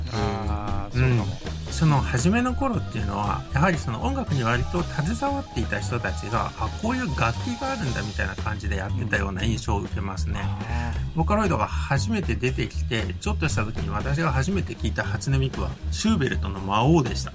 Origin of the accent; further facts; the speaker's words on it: Nagoya, Aichi, Japan; 古屋出身